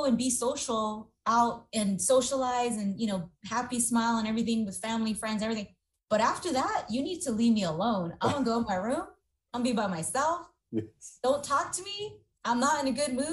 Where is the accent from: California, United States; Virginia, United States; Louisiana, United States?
California, United States; San Jose; I grew up in Eastside San Jose, so all my friends that I grew up with from kindergarten on